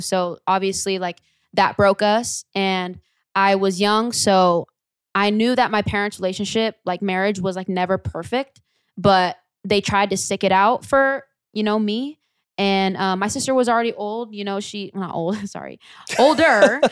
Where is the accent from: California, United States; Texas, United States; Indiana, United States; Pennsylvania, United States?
California, United States; Lodi; born or raised there